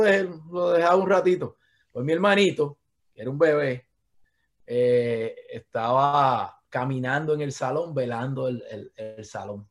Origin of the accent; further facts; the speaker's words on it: Patillas, Puerto Rico; moved away as an adult; also born or lived in Guayama, Puerto Rico / Caguas, Puerto Rico / Cidra, Puerto Rico; now in United States; yo soy de Patilla. Eh, nacido en Guayama, este, viví unos años en Cagua con mis papás cuando eran jóvenes, eh, vivimos en Sidra, en casa de mi abuela también.